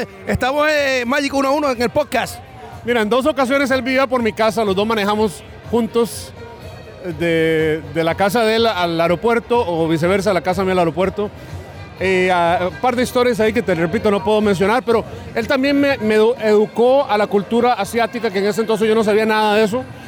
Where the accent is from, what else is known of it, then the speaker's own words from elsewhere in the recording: Costa Rica; moved away; yo crecí en Costa Rica